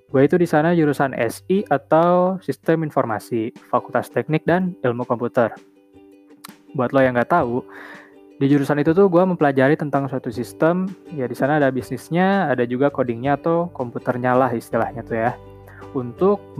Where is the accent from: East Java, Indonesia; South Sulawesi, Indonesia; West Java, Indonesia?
West Java, Indonesia; Bandung; Gue tinggal di Bandung, gue lahir di Bandung, dan juga besar di Bandung.